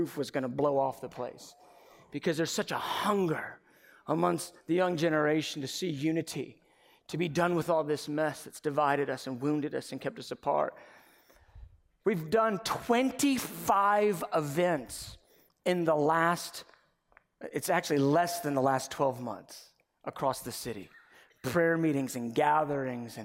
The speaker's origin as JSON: {"language": "English", "town": "Dunwoody", "region": "Georgia", "country": "United States", "tie": "born or raised there", "said": "I grew up in Dunwoody, Georgia"}